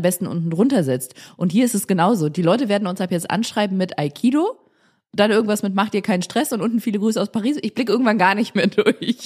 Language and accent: German; Germany; ich komme aus dem Rheinland